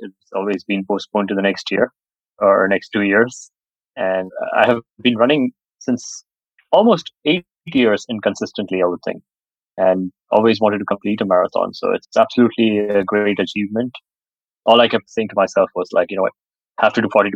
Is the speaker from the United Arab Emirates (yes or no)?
yes; Dubai, United Arab Emirates; been almost all my life in Dubai